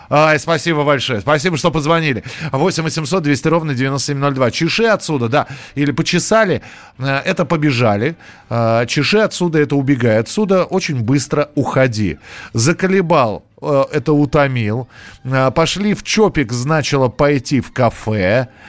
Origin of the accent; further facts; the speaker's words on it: Miass, Chelyabinsk Oblast, Russia; Я из мяса.